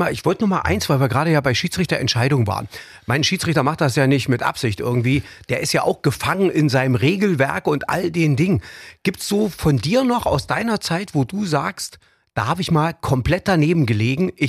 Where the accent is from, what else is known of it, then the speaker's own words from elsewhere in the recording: Dortmund, North Rhine-Westphalia, Germany; Also ich bin kein Marco Reus-Fan, aber ehrlich so als Dortmunder würde ich mir jetzt die Frage stellen, wer soll ihn denn ersetzen?